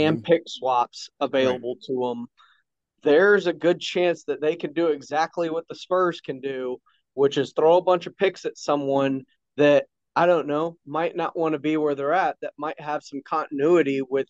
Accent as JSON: {"language": "English", "town": "Houston", "region": "Texas", "country": "United States", "moved": "yes", "lives_now": "San Antonio, United States", "said": "I'm from Houston originally."}